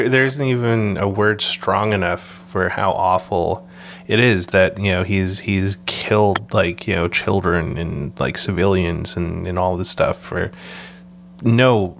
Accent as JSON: {"language": "English", "country": "Canada", "tie": "born or raised there", "also_born_or_lived": "Vancouver", "said": "being able to grow up in Canada"}